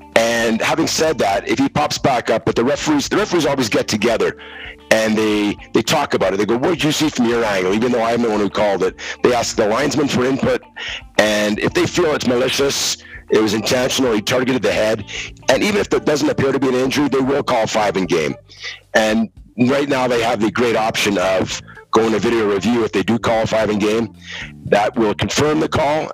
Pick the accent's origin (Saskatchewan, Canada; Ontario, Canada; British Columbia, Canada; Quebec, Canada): Quebec, Canada; Montreal; I grew up in Montreal.